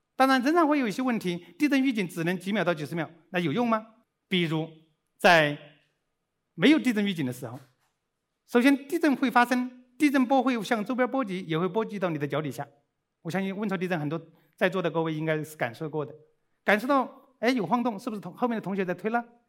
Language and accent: Chinese; Dazhou, Sichuan, China; moved away; also born or lived in Austria / Chengdu; 我是四川人， 那么， 但是是在川东地区， 达， 达州